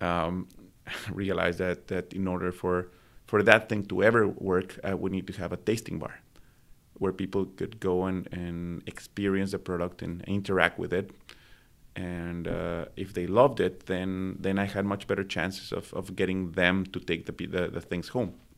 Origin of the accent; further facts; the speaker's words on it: Mexico City, Mexico; also born or lived in Midwest, United States / Cincinnati, United States / Guangzhou, China; now in Vancouver, Canada; I was born in Mexico City